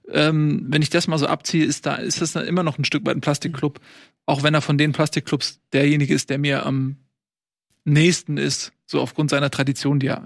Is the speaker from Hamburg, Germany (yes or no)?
yes; Hamburg, Germany; Ich komme aus, hier aus Hamburg.